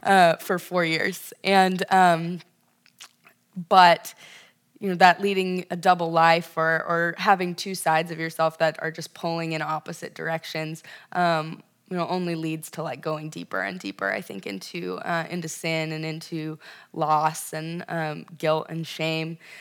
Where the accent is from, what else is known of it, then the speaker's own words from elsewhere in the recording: Ventura, California, United States; moved away as an adult; now in Chicago, United States; specifically Ventura, California, um, Central Coast, uh, just north of Malibu